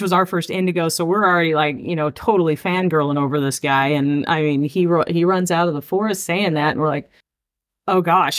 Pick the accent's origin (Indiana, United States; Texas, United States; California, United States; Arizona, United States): Arizona, United States; we're from Arizona